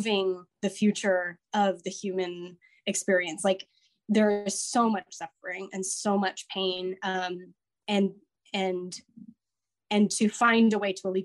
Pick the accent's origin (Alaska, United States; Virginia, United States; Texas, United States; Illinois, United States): Alaska, United States; moved away; I grew up in Alaska and I just got back from a month in Alaska